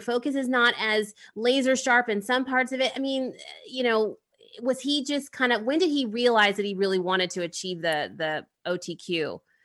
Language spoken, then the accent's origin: English; Midwest, United States; now in California, United States; I'm from the Midwest